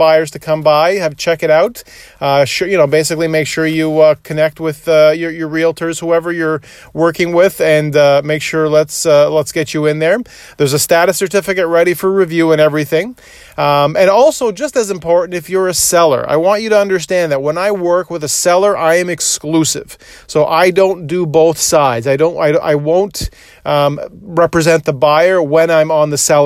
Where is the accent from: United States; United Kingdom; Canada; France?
Canada; Toronto, Ontario; where I grew up in Scarborough, which was just on the Victoria Park in Ellesmere, not too far from there, but I grew up on that area.